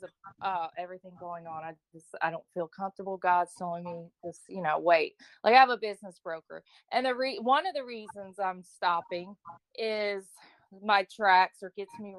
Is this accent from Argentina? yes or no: no; Florida, United States; also born or lived in Texas; I'm from Florida. You can hear my voice. Probably I'm a native